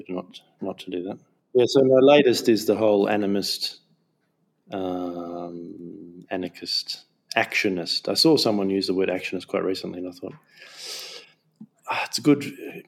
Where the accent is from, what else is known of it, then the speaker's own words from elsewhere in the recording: Darwin, Northern Territory, Australia; moved away as an adult; also born or lived in Townsville, Queensland / Gulf of Carpentaria (ancestry); now in Melbourne, Australia; I myself and my mother were born in Townsville. I lived there till I was 9, and then I moved to Darwin, and I grew up in Darwin. I lived in Darwin for 20 years, and then about 15, 16 years ago I moved to the Melbourne or Nam area